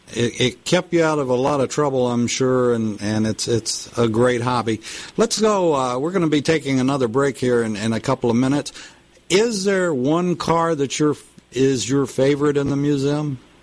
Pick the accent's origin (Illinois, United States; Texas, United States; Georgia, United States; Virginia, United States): Texas, United States; Lubbock; And you had some unfavorable comments about my hometown. About Lubbock, Texas?